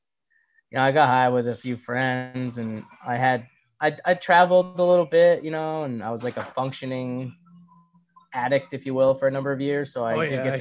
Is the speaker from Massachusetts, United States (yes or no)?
yes; Winchendon, Massachusetts, United States; also born or lived in Worcester / Leominster; I'm from North Central Mass